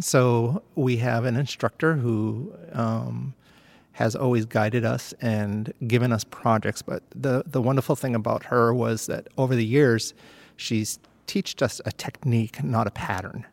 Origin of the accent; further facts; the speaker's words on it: Plymouth, New Hampshire, United States; moved away as an adult; now in Maine, United States; I'm actually from Plymouth, New Hampshire